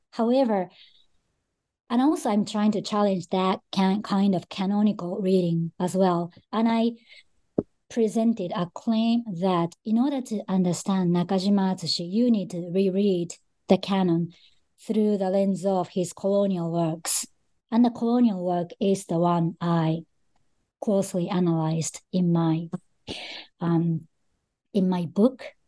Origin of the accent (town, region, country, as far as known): Japan; born or raised there